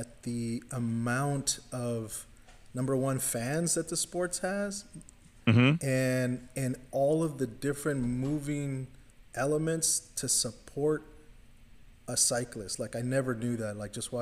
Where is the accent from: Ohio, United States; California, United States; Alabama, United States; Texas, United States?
California, United States; Los Angeles; also born or lived in Inland Empire, California; born and raised in South Central Los Angeles, grew up in the Inland Empire